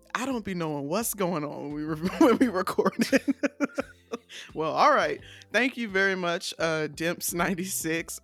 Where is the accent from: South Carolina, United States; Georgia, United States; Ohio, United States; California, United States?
Georgia, United States; Decatur; I'm not from Atlanta, I'm from Decatur